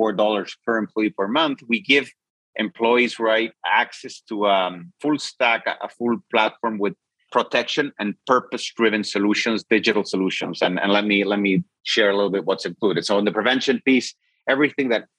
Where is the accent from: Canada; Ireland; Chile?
Chile; I'm from Chile.